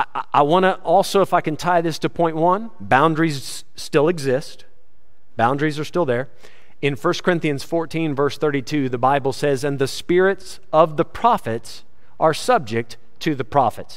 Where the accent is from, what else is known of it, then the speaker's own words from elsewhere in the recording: United States; now in South Africa; I'm an American in South Africa